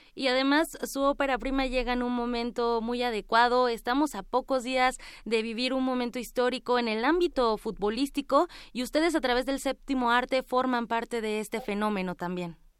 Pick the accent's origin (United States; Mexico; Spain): Mexico; aquí en nuestro país, aquí en México